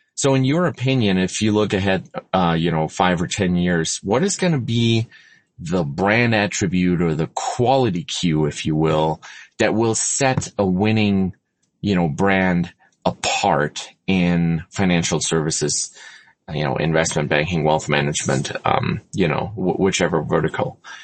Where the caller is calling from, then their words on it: Denver, Colorado, United States; I'm calling in from Denver, Colorado.